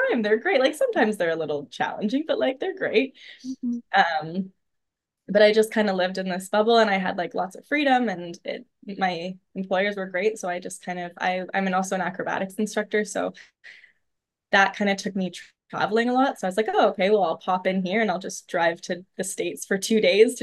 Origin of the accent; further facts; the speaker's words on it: about 2 hours from Ottawa, small town in Northern Ontario, Canada; moved away as an adult; also born or lived in Toronto; I live in a small town in Northern Ontario, which I also never thought that I would do. I lived in Toronto for a number of years. I'm back in my hometown